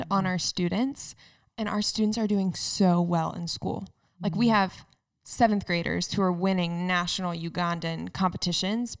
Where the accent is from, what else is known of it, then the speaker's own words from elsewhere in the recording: North Carolina, United States; moved away as an adult; also born or lived in Waco, Texas; now in Cincinnati, United States; I grew up in North Carolina at a classical private